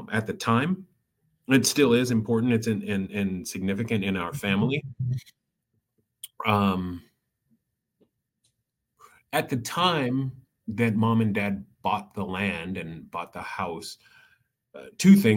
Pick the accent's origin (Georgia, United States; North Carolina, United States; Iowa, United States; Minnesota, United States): Iowa, United States; Iowa City; growing up in Iowa City